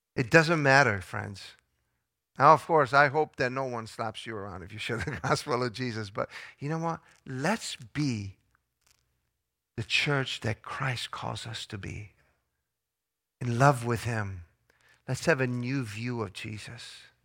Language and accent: English; Italy; moved away; I grew up in Italy